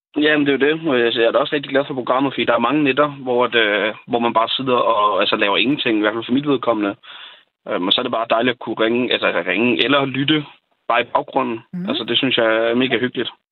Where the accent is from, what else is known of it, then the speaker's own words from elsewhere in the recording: Falster, Zealand, Denmark; Jeg er selv fra Falster